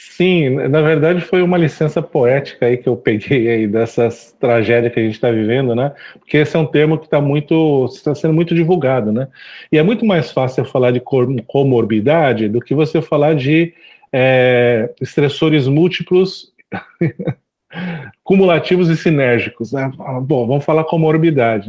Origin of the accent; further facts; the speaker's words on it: Suzano, São Paulo, Brazil; Eu sou, eu sou nascido em Suzano é, e lá não tem mar